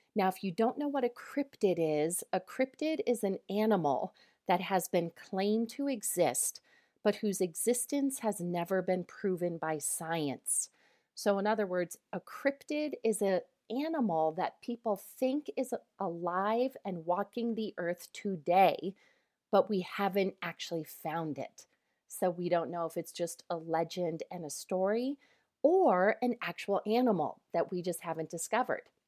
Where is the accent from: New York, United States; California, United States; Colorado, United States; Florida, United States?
Colorado, United States; I am from Colorado